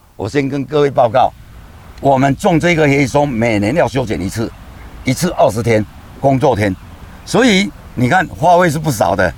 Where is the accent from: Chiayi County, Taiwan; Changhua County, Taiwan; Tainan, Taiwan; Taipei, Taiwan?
Changhua County, Taiwan; Chengmei Cultural Park; 我们七个兄弟姐妹都在这个房间出生的。我从小就会嫖这个水